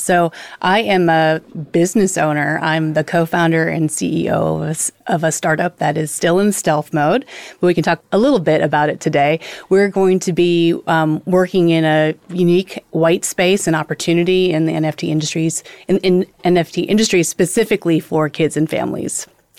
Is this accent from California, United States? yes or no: yes; Los Angeles, California, United States; I'm here on From the Blockchain. I'm an LA native